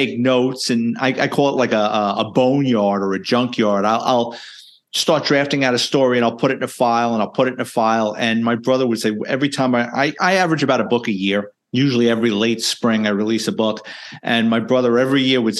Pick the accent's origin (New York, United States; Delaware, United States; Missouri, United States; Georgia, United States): New York, United States; New York City; I was born and raised in the Bronx, lower middle class family